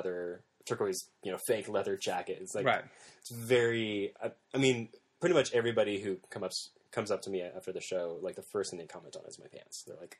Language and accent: English; Illinois, United States; Southern Illinois.